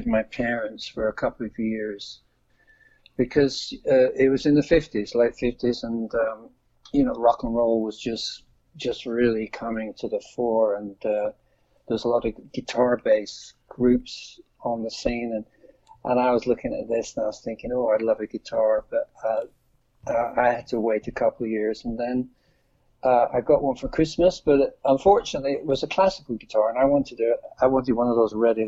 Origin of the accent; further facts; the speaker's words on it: Lancashire, North West England, United Kingdom; I was from the northwest of England, Lancashire